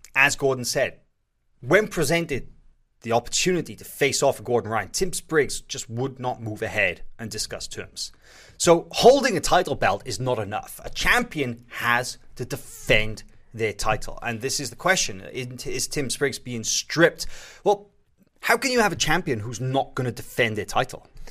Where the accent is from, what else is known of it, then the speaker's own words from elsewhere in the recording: Wales, United Kingdom; I'm from Wales.